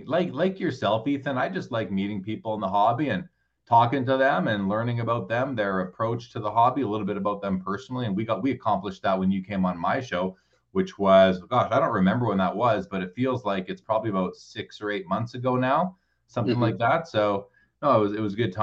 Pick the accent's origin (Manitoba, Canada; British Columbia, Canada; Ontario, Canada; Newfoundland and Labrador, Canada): Manitoba, Canada; Winnipeg; moved away as an adult; now in Calgary, Canada; I grew up in Winnipeg. I lived there for the first 30 years of my life